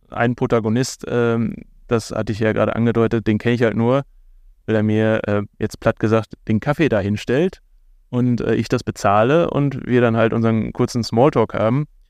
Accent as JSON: {"language": "German", "town": "Bochum", "region": "North Rhine-Westphalia", "country": "Germany", "tie": "born or raised there", "said": "mir als Bochumer ganz wichtig, dass man auch ein bisschen über die tollen Menschen in meiner Heimatstadt äh, lernt"}